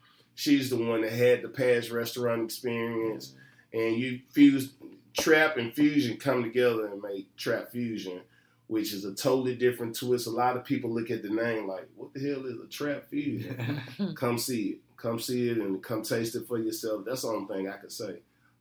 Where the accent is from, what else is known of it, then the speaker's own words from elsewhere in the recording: Memphis, Tennessee, United States; I'm from Memphis, Maine.